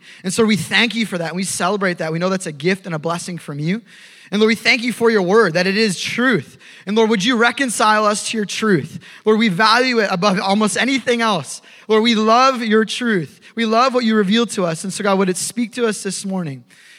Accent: Minnesota, United States; I grew up in Minnesota. I moved around a lot, but spent a lot of time in Minnesota.

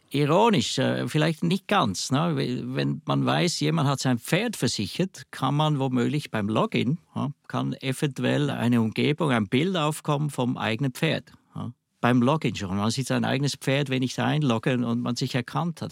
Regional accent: Switzerland; accent: Swiss dialect; ich höre es vielleicht am Dialekt, ich komme aus der Schweiz

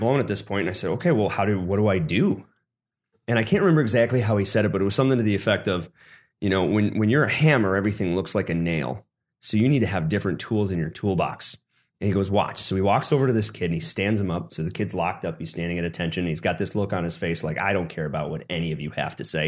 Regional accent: Sun Prairie, Wisconsin, United States; moved away; I grew up in the Madison, Wisconsin area, Sun Prairie

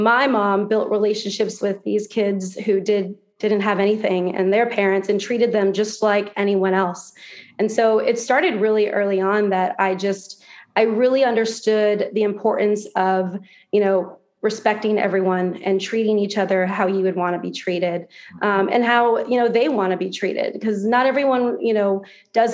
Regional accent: Florida, United States; also born or lived in Santa Fe, New Mexico; I grew up out West, and then actually moved to Florida when I was, I think in like third or fourth grade. So I consider myself a Floridian

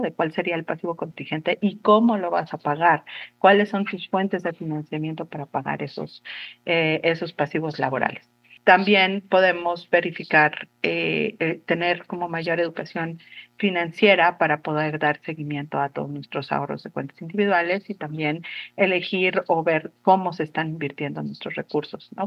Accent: Mexico; como sociedad mexicana

